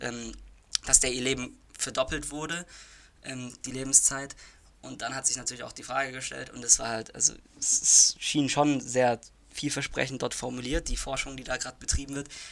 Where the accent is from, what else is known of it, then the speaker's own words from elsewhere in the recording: Germany; bei uns in Deutschland